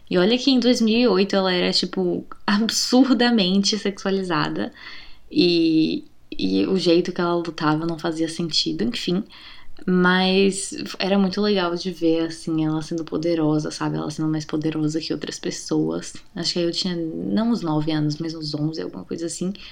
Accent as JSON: {"language": "Portuguese", "country": "Brazil"}